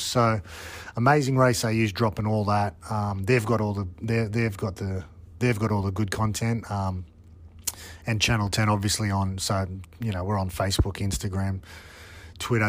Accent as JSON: {"language": "English", "country": "Australia", "tie": "born or raised there", "said": "growing up in Australia"}